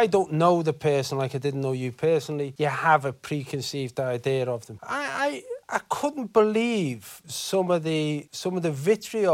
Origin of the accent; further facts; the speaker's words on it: United Kingdom; us as British people